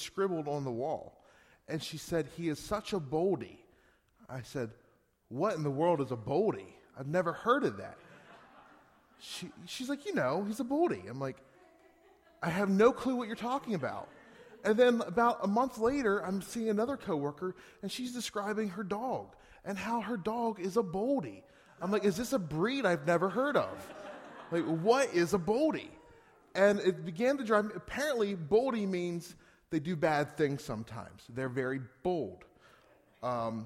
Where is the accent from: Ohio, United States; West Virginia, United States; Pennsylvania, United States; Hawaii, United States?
Pennsylvania, United States; Gettysburg; moved away as an adult; now in Northeast Pennsylvania, United States; We're still from Pennsylvania. We're from Gettysburg. We moved here in 2010